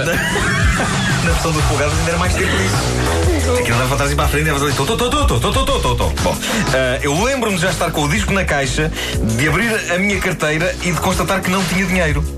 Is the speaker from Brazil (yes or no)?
no; Lisbon, Portugal; Benfica, onde eu cresci